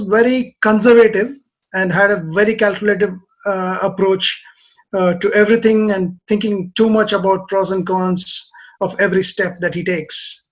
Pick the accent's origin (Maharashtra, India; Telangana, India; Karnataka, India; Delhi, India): Telangana, India; Hyderabad; moved away as an adult; also born or lived in Kerala / Australia; now in Japan; I grew up in a city called Hyderabad